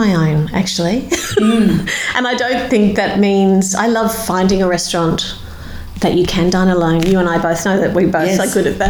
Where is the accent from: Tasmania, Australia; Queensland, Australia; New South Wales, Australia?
Queensland, Australia; People say I don't sound like I'm from Queensland.